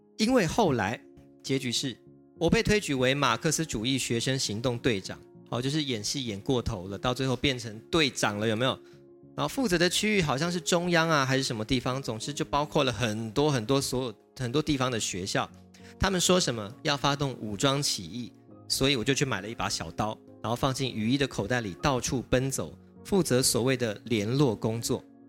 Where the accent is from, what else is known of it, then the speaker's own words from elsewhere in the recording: Taiwan; 我们台湾人民